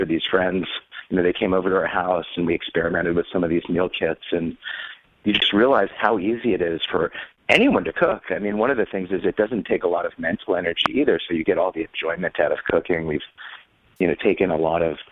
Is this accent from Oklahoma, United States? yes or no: no; Washington, District of Columbia, United States; I grew up in Washington, D.C., and my dad lobbied on behalf of food transparency